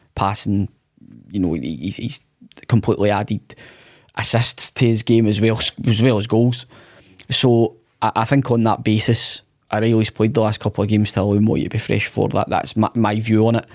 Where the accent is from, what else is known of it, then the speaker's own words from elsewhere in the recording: Motherwell, Scotland, United Kingdom; I'm from Motherwell